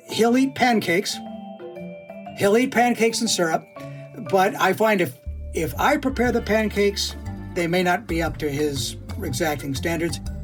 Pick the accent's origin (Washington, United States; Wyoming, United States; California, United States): Washington, United States; now in Canada; I am technically from the state of Washington